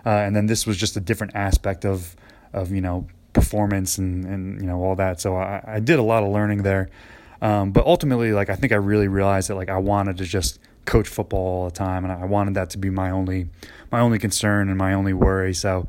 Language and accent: English; New Jersey, United States; now in McKenzie, United States; You know, I'm moving from New Jersey, where there's, you know, 4 malls within 15 minutes of me, and, you know, out in McKenzie, there's not a whole lot.